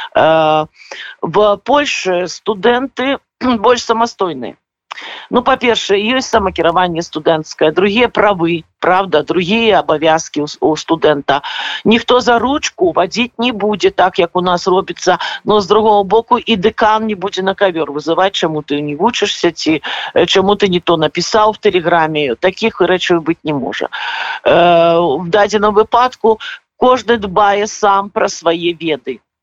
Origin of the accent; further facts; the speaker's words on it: Belarus; now in Poland; все мы беларусы